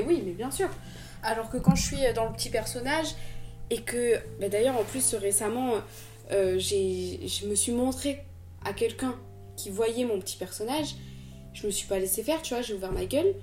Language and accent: French; Marseille, Provence-Alpes-Côte d'Azur, France; moi je viens de Marseille